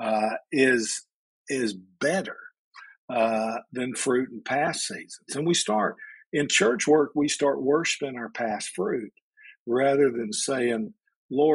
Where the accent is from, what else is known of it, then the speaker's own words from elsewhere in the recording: Alabama, United States; I'm originally from Alabama